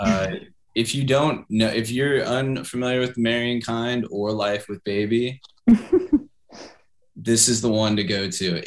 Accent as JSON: {"language": "English", "town": "Kansas City", "region": "Missouri", "country": "United States", "tie": "born or raised there", "said": "my hometown of Kansas City, Missouri"}